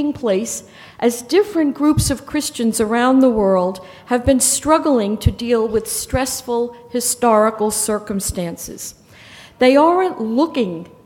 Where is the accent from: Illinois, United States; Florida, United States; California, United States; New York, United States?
New York, United States; I am from New York